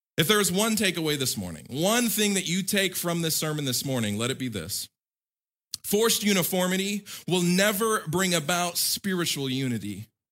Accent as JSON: {"language": "English", "country": "United States", "tie": "born or raised there", "said": "as an American living my whole life in America, growing up in America"}